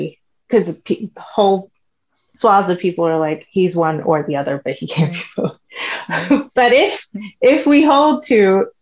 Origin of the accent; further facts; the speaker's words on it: New York City, New York, United States; moved away as an adult; now in Dallas, United States; I grew up in the Bronx. That's where I was from